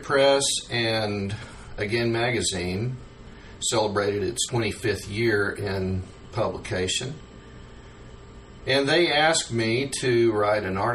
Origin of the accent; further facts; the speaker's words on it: McAlester, Oklahoma, United States; moved away as an adult; also born or lived in Nashville, Tennessee / Goleta, California; my hometown of McAlester, Oklahoma